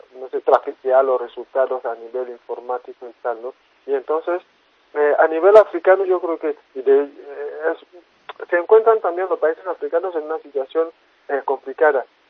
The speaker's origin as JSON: {"language": "Spanish", "country": "Côte d’Ivoire", "said": "yo soy de Costa del Marfil"}